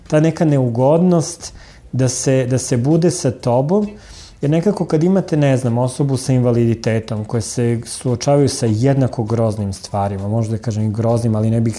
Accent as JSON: {"language": "Croatian", "town": "Zaječar", "country": "Serbia", "tie": "born or raised there", "said": "s obzirom da sam rođen u Zaječaru"}